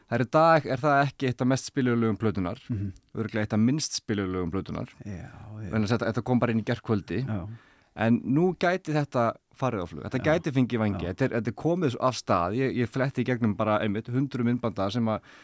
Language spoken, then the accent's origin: Icelandic; Iceland; við Íslendingar